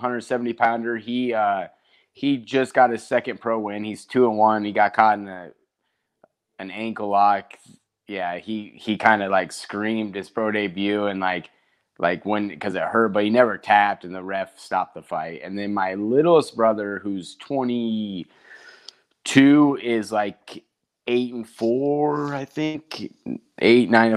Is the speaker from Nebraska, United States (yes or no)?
yes; Nebraska City, Nebraska, United States; I own a gym in Nebraska City, my hometown